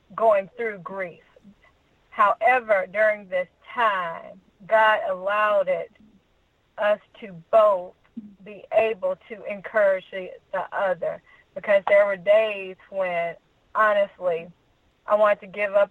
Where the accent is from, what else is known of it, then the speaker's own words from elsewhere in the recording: Troy, Alabama, United States; I'm from Troy, Alabama